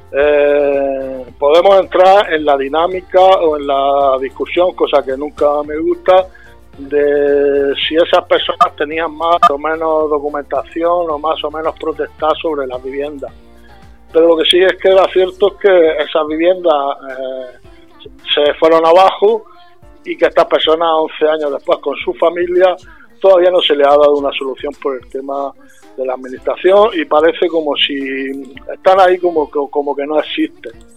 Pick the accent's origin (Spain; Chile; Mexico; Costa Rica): Spain; Puerto Lumbreras, Region of Murcia; yo siendo de donde soy, que soy de Puerto Umbrera